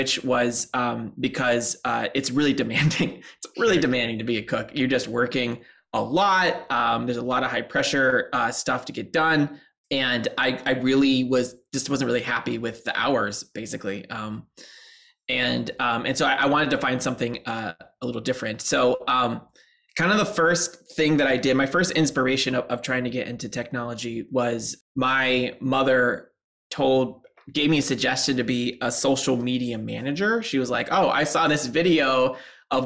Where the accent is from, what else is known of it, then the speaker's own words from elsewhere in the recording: Seattle, Washington, United States; moved away as an adult; now in Chicago, United States; I'm from Seattle